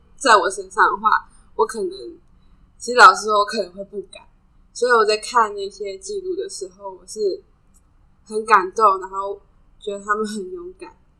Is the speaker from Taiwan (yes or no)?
yes; Hsinchu, Taiwan; 我是新竹的话是北部哦